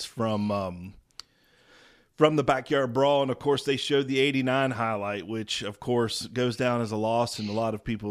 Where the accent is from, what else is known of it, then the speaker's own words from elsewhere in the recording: St. Albans, West Virginia, United States; I grew up in St. Albans, West Virginia